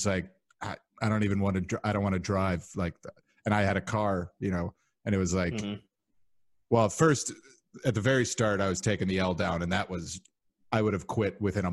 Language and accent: English; north suburbs of Chicago, Illinois, United States; I'm always very specific, north suburbs of Chicago